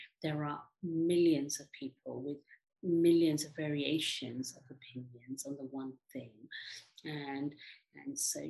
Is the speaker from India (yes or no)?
yes; India; now in England, United Kingdom; and I'm Indian, and I'm a woman, and I'm, you know, living in England.